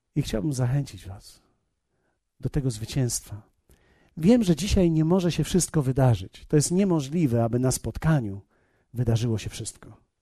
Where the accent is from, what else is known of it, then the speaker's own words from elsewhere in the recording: Poland; ja z Polski jestem